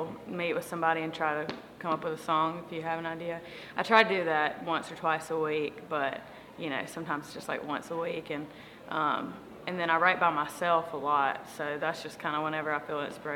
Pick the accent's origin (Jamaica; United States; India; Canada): United States; Belton; moved away as an adult; also born or lived in Nashville, Tennessee; I grew up in Belton Presbyterian Church right around the corner